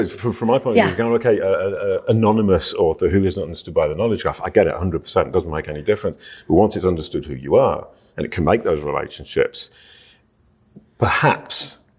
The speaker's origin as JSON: {"language": "English", "country": "United Kingdom", "said": "But I am British"}